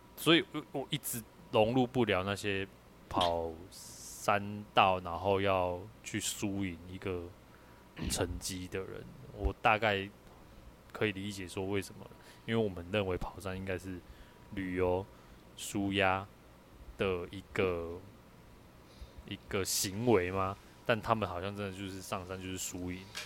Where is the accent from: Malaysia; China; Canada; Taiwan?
Taiwan; Kaohsiung; 我就高雄人啊，我就乡下人啊，我台语当然好啊